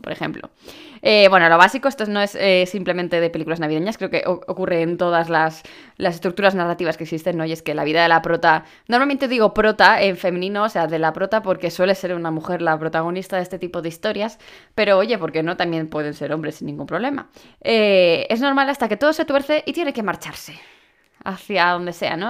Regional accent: Alcoy, Valencian Community, Spain; Cuando digo que soy de Alicante

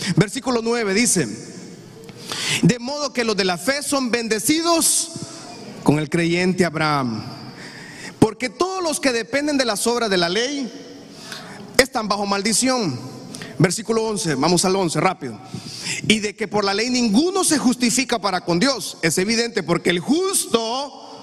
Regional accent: Honduras; Yo amo Honduras. Yo bendigo esta patria porque esta es mi tierra

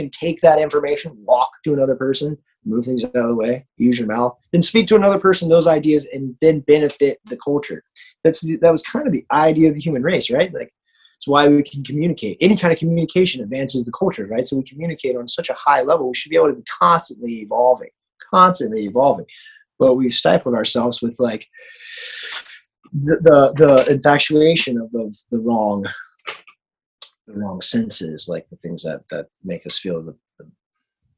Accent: Florida, United States; moved away as an adult; now in Los Angeles, United States; person growing up in Florida

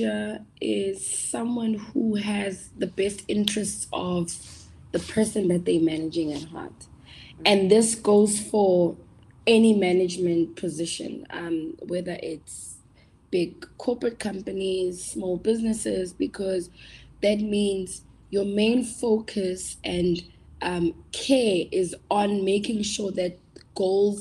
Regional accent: Tembisa, Gauteng, South Africa; I'm from Tembisa

